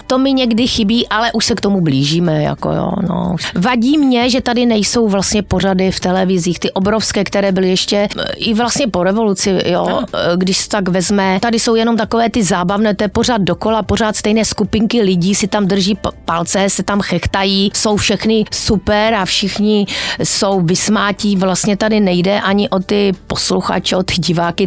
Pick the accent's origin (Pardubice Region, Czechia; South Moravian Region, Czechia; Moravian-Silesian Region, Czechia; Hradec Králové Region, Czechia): Moravian-Silesian Region, Czechia; Ostrava; moved away; jsem z Ostravy, jsem ostravačka